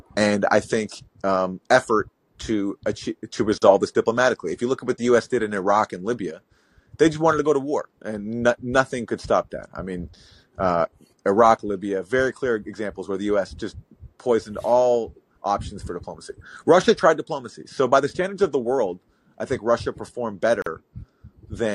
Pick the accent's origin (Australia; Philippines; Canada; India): Canada; now in United States; I'm from Canada